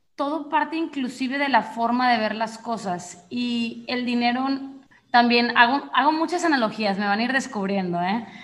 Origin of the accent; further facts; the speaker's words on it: Monterrey, Nuevo León, Mexico; yo efectivamente soy mexicana del norte, soy de Monterrey